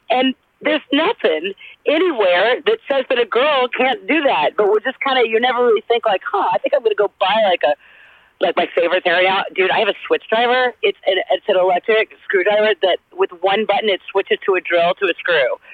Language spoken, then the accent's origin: English; the South, United States; accent: Southern; losing my southern accent was for real like learning a new language.